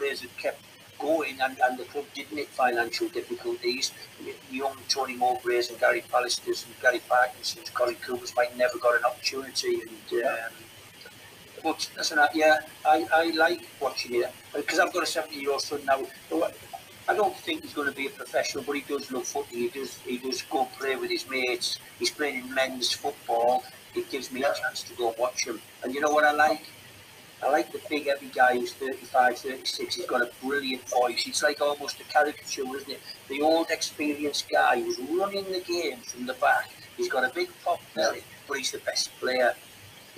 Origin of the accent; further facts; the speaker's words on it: Redcar, North East England, United Kingdom; we grew up on a council estate in Redcar